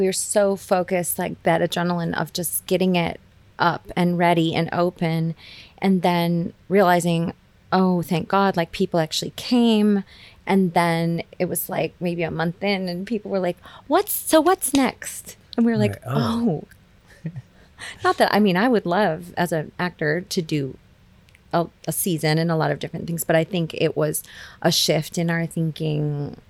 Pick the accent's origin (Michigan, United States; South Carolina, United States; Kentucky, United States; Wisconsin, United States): Wisconsin, United States; and mind you, I'm from Wisconsin.